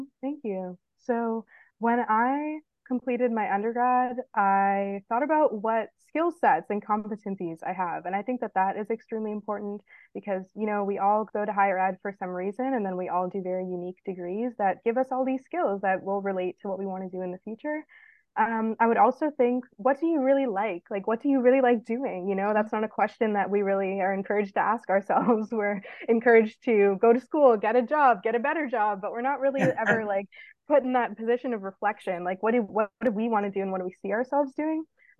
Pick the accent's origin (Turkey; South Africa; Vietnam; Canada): Canada; British Columbia; I came from Canada. I did my undergrad at the University of British Columbia.